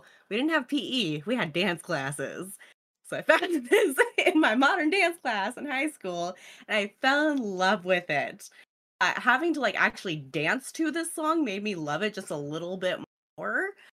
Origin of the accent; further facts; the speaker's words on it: Steilacoom, Washington, United States; my hometown Steilacoom